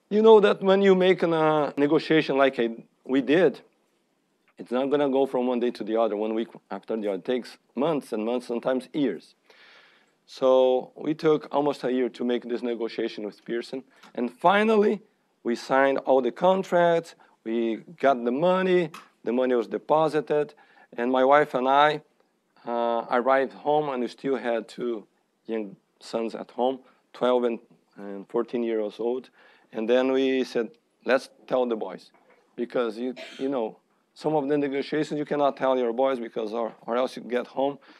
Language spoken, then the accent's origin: English; Brazil; now in United States; I am from Brazil